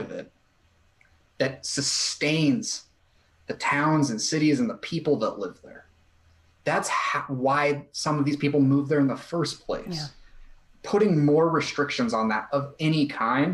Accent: Glendale, Arizona, United States; now in Tucson, United States; I grew up in Glendale, which is the West Valley

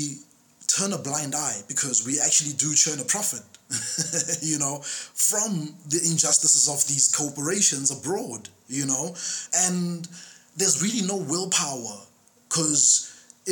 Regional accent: South Africa; as a South African citizen

